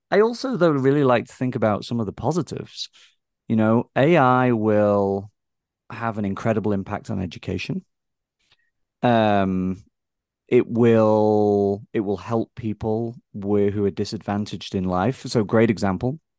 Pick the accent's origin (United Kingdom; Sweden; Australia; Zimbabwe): United Kingdom; England; now in United States; I think growing up in England, I think we are maybe we see on a day to day basis our history more than I think a lot of us here in America get a chance to see our history play out